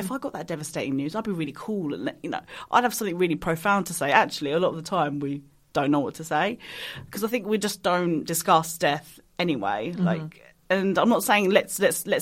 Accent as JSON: {"language": "English", "area": "Kent", "region": "South East England", "country": "United Kingdom", "tie": "born or raised there", "said": "I'm a British Pakistani, so I was born in Kent."}